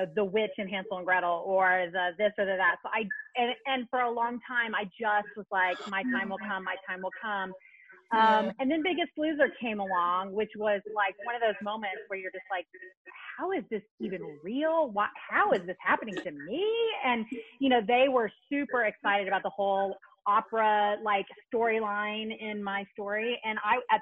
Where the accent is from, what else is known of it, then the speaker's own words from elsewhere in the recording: the South, United States; also born or lived in New York; now in Atlanta, United States; I'm originally from the South.